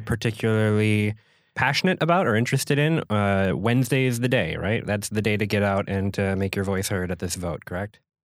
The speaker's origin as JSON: {"language": "English", "region": "Minnesota", "country": "United States", "moved": "as an adult", "lives_now": "Door County, Wisconsin, United States", "said": "As somebody from Minnesota"}